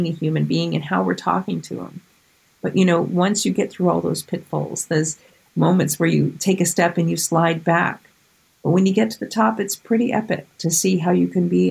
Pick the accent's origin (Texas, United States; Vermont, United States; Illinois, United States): Vermont, United States; now in New Jersey, United States; my home state of Vermont and here in New Jersey